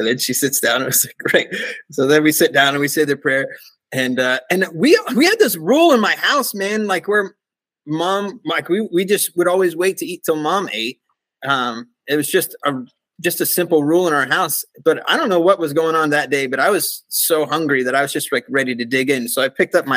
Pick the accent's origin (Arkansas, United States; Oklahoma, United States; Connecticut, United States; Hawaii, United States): Oklahoma, United States; when I grew up in Oklahoma